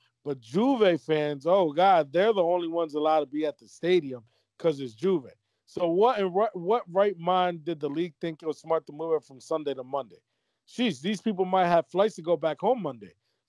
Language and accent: English; Lombardy, Italy; Let them have their fans, but we can't have our fans because we're from Lombardy.